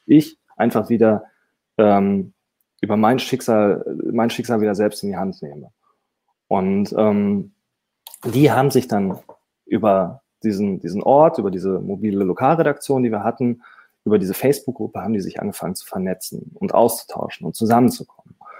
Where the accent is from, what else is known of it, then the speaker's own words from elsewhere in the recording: Dortmund, North Rhine-Westphalia, Germany; ich bin Dortmunder